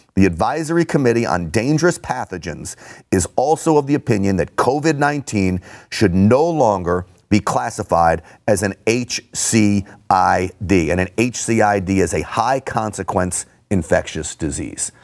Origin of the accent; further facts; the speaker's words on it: New York City, New York, United States; I grew up in and around New York City